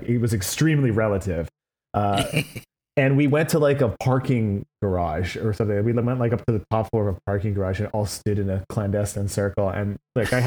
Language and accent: English; Vancouver, British Columbia, Canada; I come from Vancouver, British Columbia.